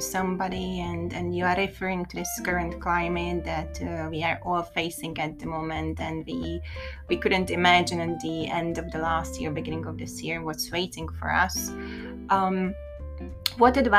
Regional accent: Hungary; now in London, United Kingdom; I grew up in Hungary

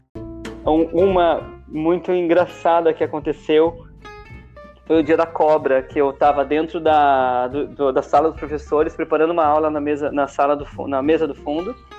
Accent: interior of São Paulo, Brazil; moved away as an adult; eu sou do interior de São Paulo

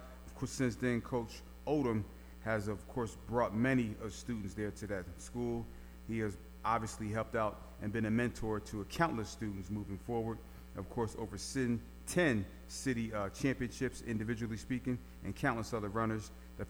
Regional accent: Philadelphia, Pennsylvania, United States; moved away; Y'all know that's my hometown, West Philly in the house.

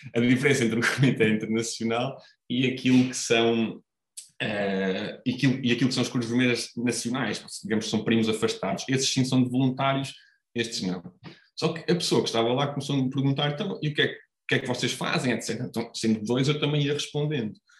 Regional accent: Coimbra, Centro, Portugal; eu sou cá de Coimbra, nasci, nasci cá em Coimbra

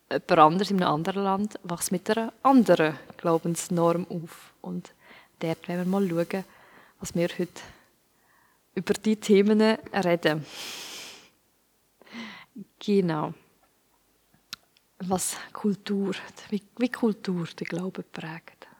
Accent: Switzerland; Und ich bin jetzt in der Schweiz aufgewachsen und bin auch in der Kirche aufgewachsen

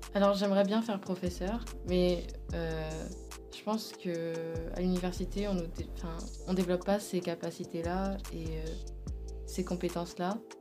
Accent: Wilson, Grand Est, France; also born or lived in Cernay / quartier Europe (likely Reims); j'ai grandi à Wilson, euh, puis ensuite j'ai déménagé à Cernay, près du quartier Europe, et j'ai été scolarisée là-bas

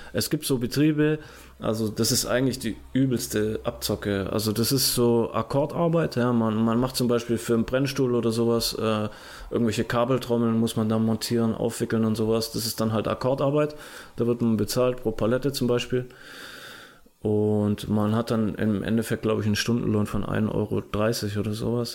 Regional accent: Germany; bei uns in Deutschland

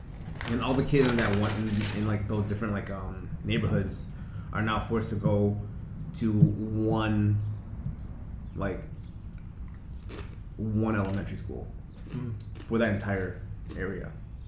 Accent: Chicago, Illinois, United States; I'm from Rogers Park, Saginaw area

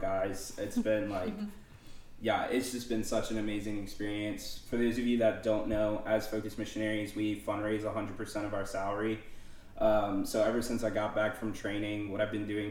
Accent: New Orleans, Louisiana, United States; moved away as an adult; also born or lived in Alabama; I am from New Orleans, Louisiana, originally

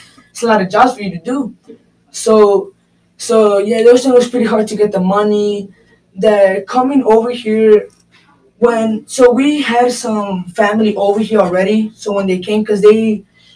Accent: Chicago, Illinois, United States; I was born here in America

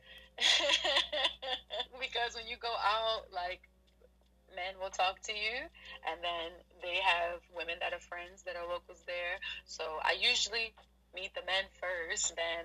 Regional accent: United States; I'm a Black American

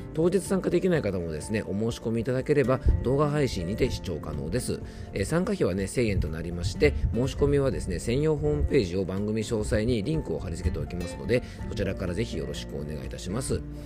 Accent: Yamanashi, Japan; 僕の地元、山梨県

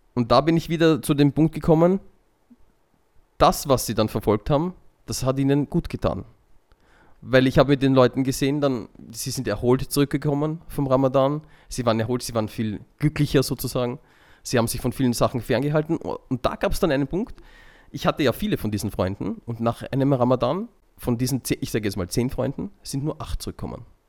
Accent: Vienna, Austria; ich bin halt in Wien geboren und aufgewachsen

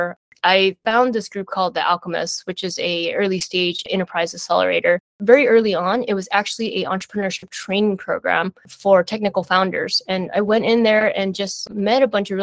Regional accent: San Francisco, California, United States; My family had migrated from Taiwan to the US, but I was born and raised in San Francisco.

